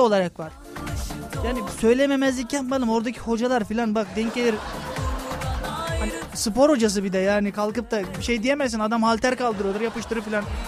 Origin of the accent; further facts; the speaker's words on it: Kırklareli, Turkey; ben de Kırklareliyim.